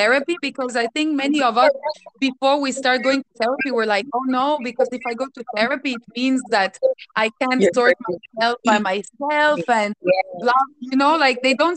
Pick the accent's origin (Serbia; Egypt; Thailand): Serbia; Belgrade; I'm from Serbia, from Belgrade